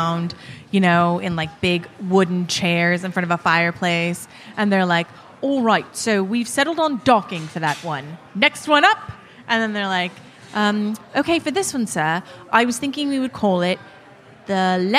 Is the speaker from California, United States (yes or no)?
yes; California, United States; I'm from California